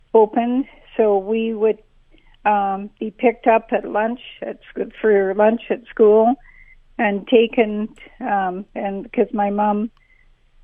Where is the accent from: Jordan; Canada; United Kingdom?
Canada; Estevan, Saskatchewan; I was born in Estevan and raised here